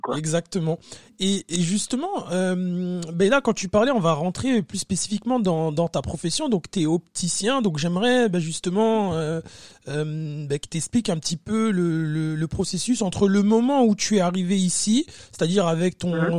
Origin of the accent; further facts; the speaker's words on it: France; moved away; on est français